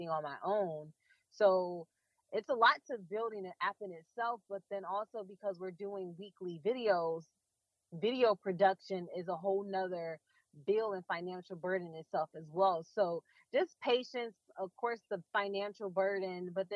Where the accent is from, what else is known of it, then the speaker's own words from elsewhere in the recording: Detroit, Michigan, United States; also born or lived in Florida; born and raised in Detroit